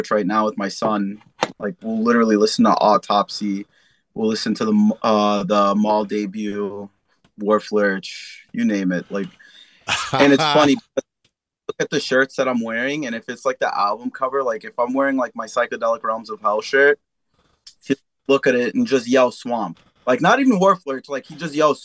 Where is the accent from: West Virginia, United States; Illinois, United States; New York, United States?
New York, United States; New York City; also born or lived in Staten Island, New York; So I'm originally from the Lower East Side, Manhattan. I grew up there for like half my life, and then I moved out to Staten when I was like 9-10 years old